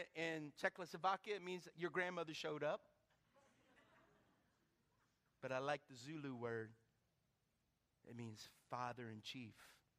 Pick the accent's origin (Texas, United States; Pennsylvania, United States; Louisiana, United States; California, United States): Louisiana, United States; Jennings; I'm from Jennings. I'm from Lake Arthur.